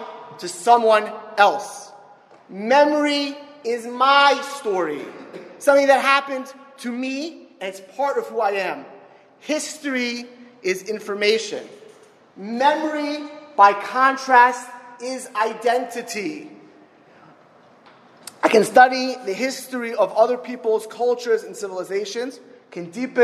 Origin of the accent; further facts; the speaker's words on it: Miami Beach, Florida, United States; moved away; also born or lived in Philadelphia; I grew up in Miami Beach